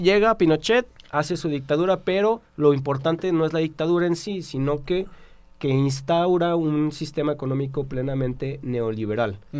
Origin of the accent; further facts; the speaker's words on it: Mexico; todos somos mexicanos